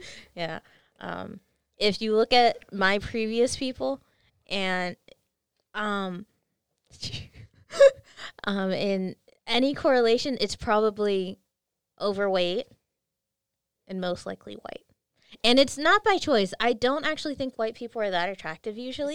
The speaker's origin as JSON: {"language": "English", "region": "California", "country": "United States", "said": "I'm from California"}